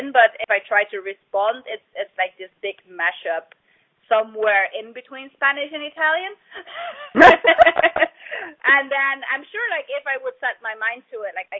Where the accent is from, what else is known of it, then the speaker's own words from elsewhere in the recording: Netherlands; English is a second language; moved away as an adult; now in China; I'm originally from Holland, and Holland is kind mm-hmm. of like famous for being tiny and small, and not many people in the world actually speak Dutch, which is like the language of our country